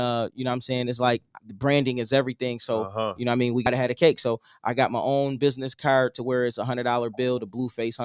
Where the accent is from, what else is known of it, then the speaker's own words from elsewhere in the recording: Buffalo, New York, United States; I'm from Buffalo, New York